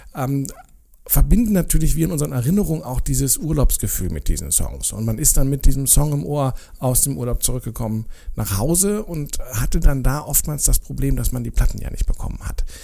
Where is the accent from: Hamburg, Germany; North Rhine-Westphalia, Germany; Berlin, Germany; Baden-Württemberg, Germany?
Berlin, Germany; als Berliner zumindest etwas erfahren, was man hier aus Berlin nicht kannte